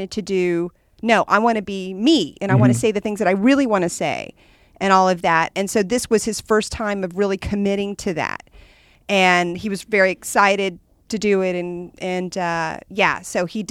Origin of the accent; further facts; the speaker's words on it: Texas, United States; moved away; I was from Texas